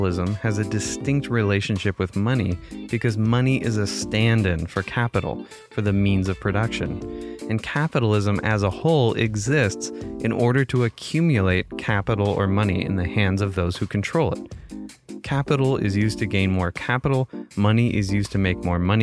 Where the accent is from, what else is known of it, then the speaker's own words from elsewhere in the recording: Chico, California, United States; my hometown of Chico, California